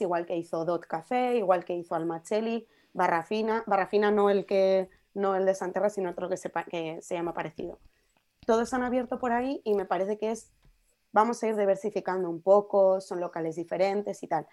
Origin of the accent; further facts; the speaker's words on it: Madrid, Community of Madrid, Spain; con mi madre cuando era pequeña iba a una en Puerta de Toledo